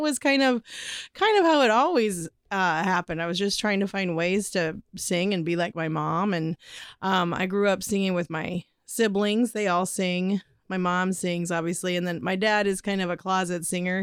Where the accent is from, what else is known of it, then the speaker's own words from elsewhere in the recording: Midwest, United States; we're from the Midwest